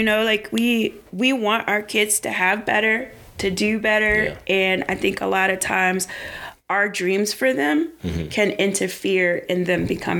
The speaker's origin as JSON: {"language": "English", "town": "Washington", "region": "District of Columbia", "country": "United States", "said": "I'm from Southeast DC. Because I didn't want people to know that I was from like one of the poorest neighborhoods in DC."}